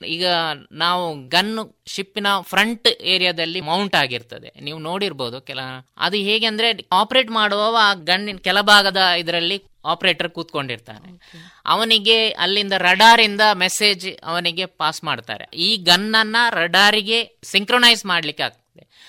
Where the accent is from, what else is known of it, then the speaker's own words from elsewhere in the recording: Puttur, Karnataka, India; ನನ್ನ ಹುಟ್ಟೂರು ಪುತ್ತೂರು ತಾಲೂಕಿನ ಕೆದಂಬಾಡಿ ಗ್ರಾಮದ ಮಠ ಎಂಬಲ್ಲಿ